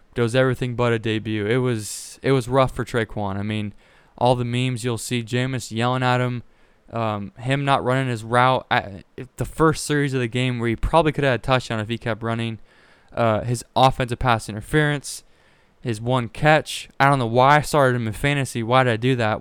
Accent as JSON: {"language": "English", "region": "Pacific Northwest", "country": "United States", "said": "I'm from the Pacific Northwest."}